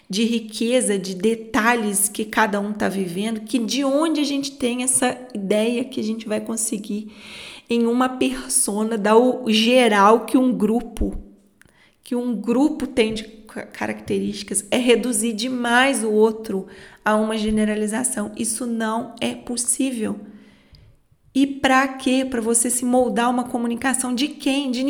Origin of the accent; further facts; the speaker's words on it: Minas Gerais, Brazil; Como eu sou mineira, falo muito lento